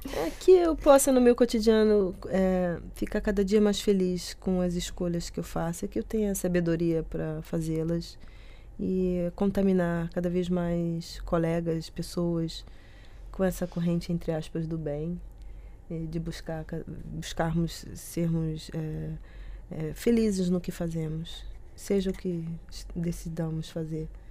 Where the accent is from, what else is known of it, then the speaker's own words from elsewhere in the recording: Rio de Janeiro, Brazil; moved away as an adult; now in Porto, Portugal; Eu sou do Rio de Janeiro